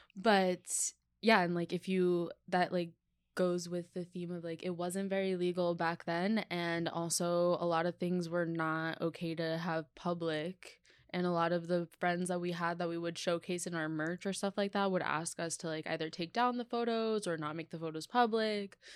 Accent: New York, United States; I grew up in New York, and my parents worked a lot

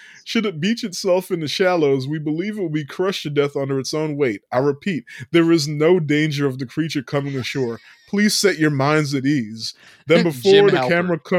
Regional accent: Japan; we're from Japan where we can comment on, not really comment, but like have a weighted comment on

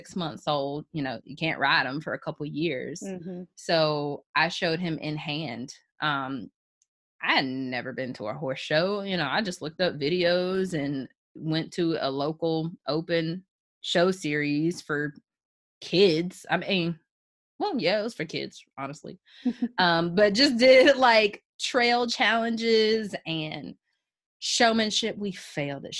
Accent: Chapel Hill, North Carolina, United States; growing up in Chapel Hill, it's a very, very diverse school district

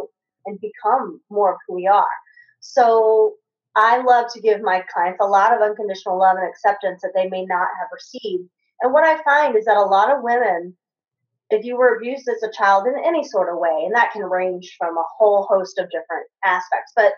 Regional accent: Kentucky, United States; I grew up in Kentucky

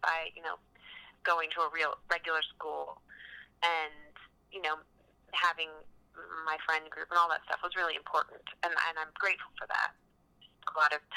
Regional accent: Central Virginia, United States; moved away as an adult; also born or lived in Austin, Texas / Los Angeles; I grew up in Virginia.

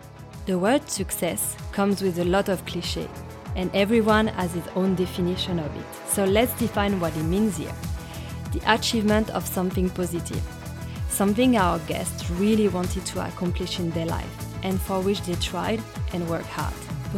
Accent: France; now in Melbourne, Australia; I'm from France, and I've been living in Melbourne for many years.

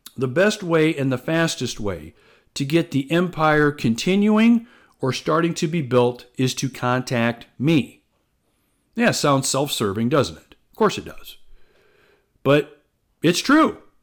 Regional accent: Algona, Iowa, United States; I grew up in small town Iowa. I'm originally from Algona, uh, which is a small town in north central Iowa.

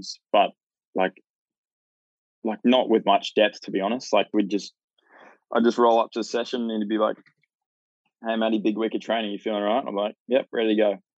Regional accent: Hervey Bay, Queensland, Australia; now in Gold Coast, Australia; I grew up in Hervey Bay

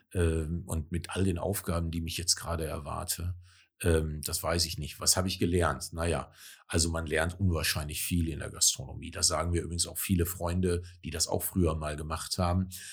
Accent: northern Ruhr area, North Rhine-Westphalia, Germany; moved away as an adult; now in Cuxhaven, Germany; ich komme aus dem Ruhrgebiet, aus dem nördlichen Ruhrgebiet äh, zwischen Gelsenkirchen und Recklinghausen groß geworden

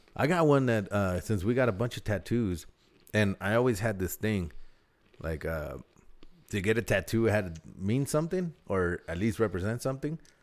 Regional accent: Southern California, United States; I'm from SoCal.

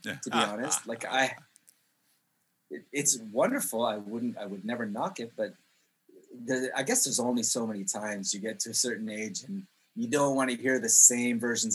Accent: Jerusalem, Jerusalem District, Israel; also born or lived in Canada; now in Poland; I'm Canadian. I was born there. I moved to Israel when I was 4 years old. And I actually grew up on a street called Bethlehem Road in Jerusalem.

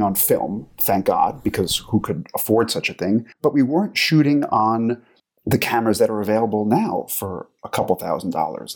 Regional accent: New York, United States; moved away as an adult; also born or lived in Los Angeles / Croatia; now in Geneva, Switzerland; I grew up in New York, but I have not lived in the U S for probably coming up on ten years now

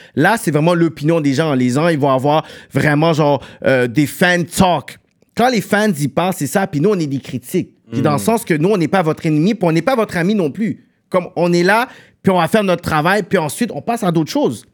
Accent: Montreal, Quebec, Canada; on est deux gars de Pierrefonds

